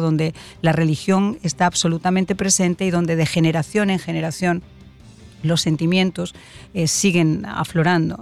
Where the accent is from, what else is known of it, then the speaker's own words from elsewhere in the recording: Spain; como española